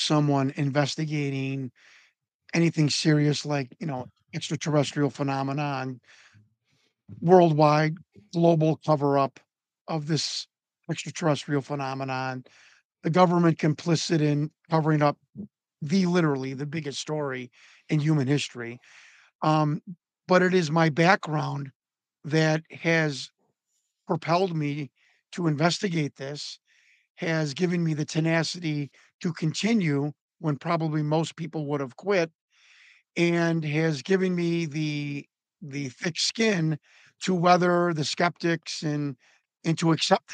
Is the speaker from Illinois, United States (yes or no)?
yes; Chicago, Illinois, United States; I'm from Chicago. We grew up like four blocks away from each other in like the Italian, Northwest Italian side of Chicago